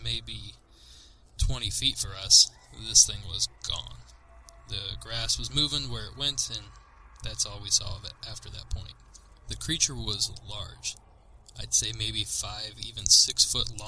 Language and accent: English; Southeast Ohio, United States; I grew up in Southeast Ohio, a rural, hilly, wooded area, far from many major cities